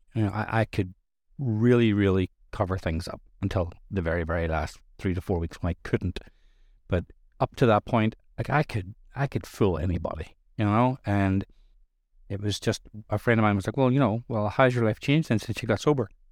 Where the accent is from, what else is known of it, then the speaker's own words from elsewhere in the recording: Ireland; I'm Irish. I grew up in Irish culture where drinking accepted all over the place